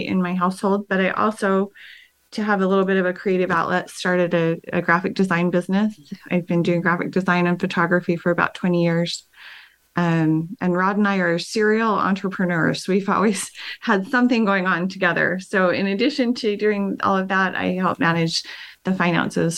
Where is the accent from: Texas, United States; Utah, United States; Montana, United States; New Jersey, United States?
Utah, United States; Ogden; I was born and raised in Ogden. I grew up in Ogden Canyon